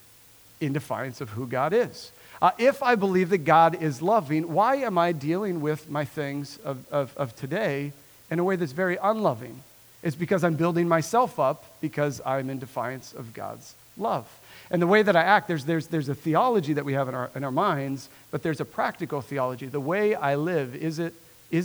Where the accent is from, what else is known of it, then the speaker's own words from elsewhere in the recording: Nebraska, United States; born and raised in Nebraska